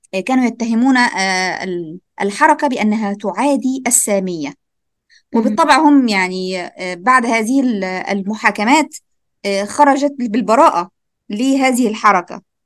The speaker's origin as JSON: {"language": "Arabic", "country": "Egypt", "tie": "born or raised there", "said": "بما اني انا مصريه"}